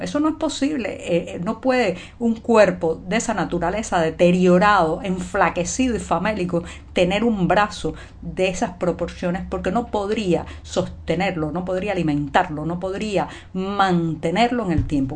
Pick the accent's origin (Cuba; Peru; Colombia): Cuba; cubana, periodista, ciudadana